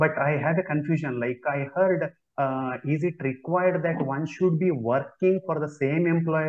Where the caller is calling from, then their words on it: India; So I want to know if I can safely change the employer, though I am working from India.